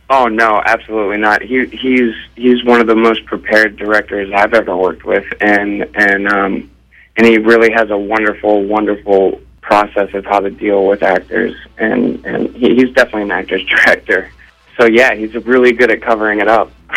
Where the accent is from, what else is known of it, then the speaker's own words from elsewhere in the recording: Ohio, United States; growing up in Ohio